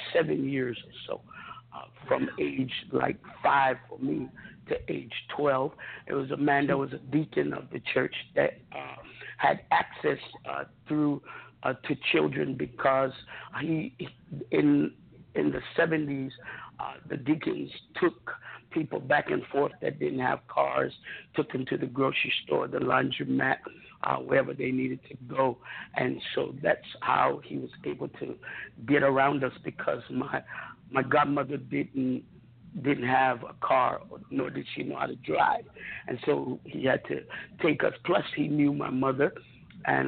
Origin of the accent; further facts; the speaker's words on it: Honolulu, Hawaii, United States; also born or lived in Fort Hood, Texas; I grew up in Honolulu, Hawaii, as a child.